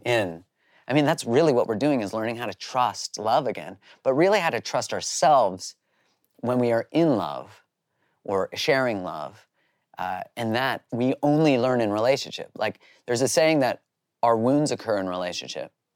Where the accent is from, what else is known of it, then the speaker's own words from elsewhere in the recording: Canada; I grew up in Canada.